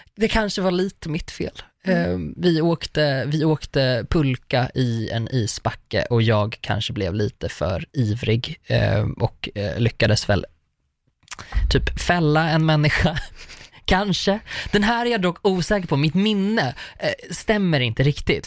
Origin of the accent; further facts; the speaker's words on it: Rostaberg, Sweden; also born or lived in Uppsala; också uppvuxen på landet